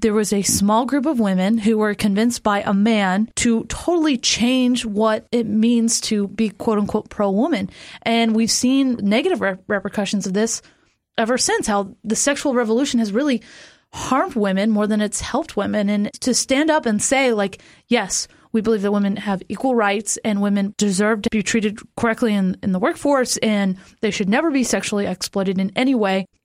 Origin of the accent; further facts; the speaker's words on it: Florida, United States; moved away; I am from Florida